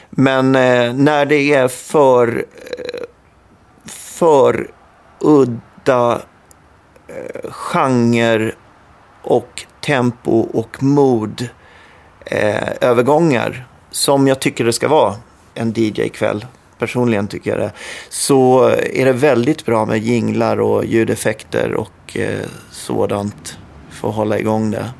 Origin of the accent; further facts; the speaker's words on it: Tingsryd, Kronoberg County, Sweden; Tingsryd heter det